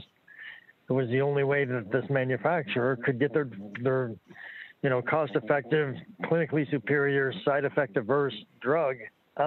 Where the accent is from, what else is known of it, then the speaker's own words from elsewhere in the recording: New York, United States; I'm from New York